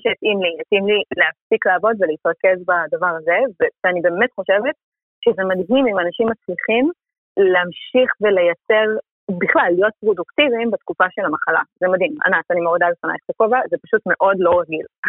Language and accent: Hebrew; Israel; moved away as an adult; also born or lived in London / China